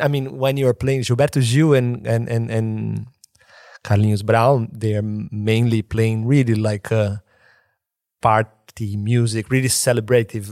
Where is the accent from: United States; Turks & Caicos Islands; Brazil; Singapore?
Brazil; born or raised there; moved away